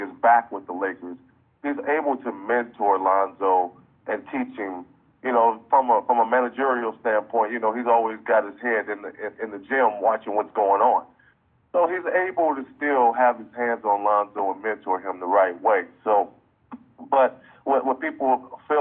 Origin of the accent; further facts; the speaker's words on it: Pasadena, California, United States; Los Angeles is home for me. I grew up in Pasadena, California